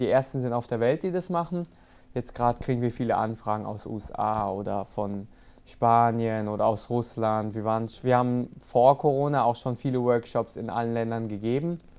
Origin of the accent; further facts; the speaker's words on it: Rastatt, Baden-Württemberg, Germany; Natürlich habe ich vietnamesische Wurzeln, es zieht mich auch immer wieder dahin und ich fühle mich auch als äh, Vietnamese so, aber so wirklich Heimat, wenn ich daran denke, okay, was mich geprägt hat, was mein Leben ausgemacht hat, auf